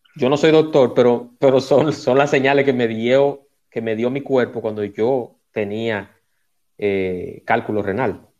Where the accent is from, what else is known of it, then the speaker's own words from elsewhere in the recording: Dominican Republic; yo soy dominicano y vivo aquí